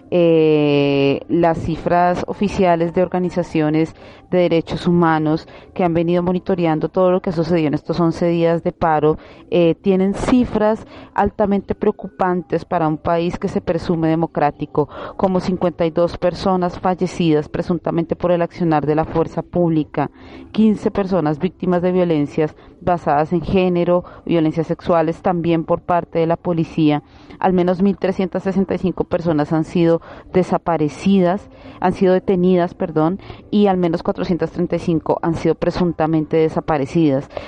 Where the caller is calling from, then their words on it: Colombia; nosotras lanzamos, digamos, como esta voz de alerta y este SOS eh, de Colombia, eh, desde Colombia, porque creemos que es importante la fortaleza, la solidaridad entre los pueblos